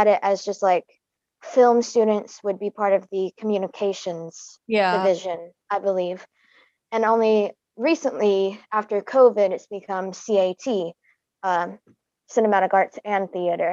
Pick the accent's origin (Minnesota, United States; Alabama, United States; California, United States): Alabama, United States; I was born in Alabama, raised here